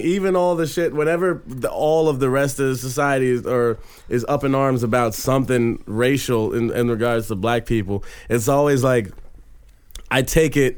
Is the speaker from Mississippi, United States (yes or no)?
no; Miami, Florida, United States; growing up in Miami